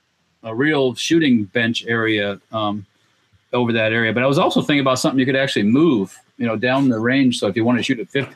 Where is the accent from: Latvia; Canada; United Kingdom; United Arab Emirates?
Latvia; Whoa. Yeah, they were on eBay. I'm from Latvia, so